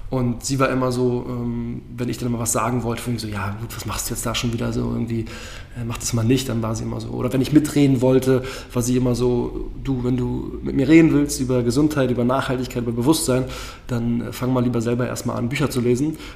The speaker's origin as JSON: {"language": "German", "region": "Berlin", "country": "Germany", "said": "Und wie es halt so in Berlin ist, bin selber aus Berlin und dann ist es schon sehr toxisch, das Nachtleben."}